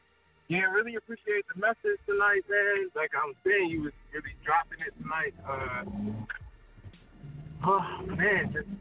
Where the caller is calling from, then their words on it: Philadelphia, Pennsylvania, United States; so this is … calling from Philly.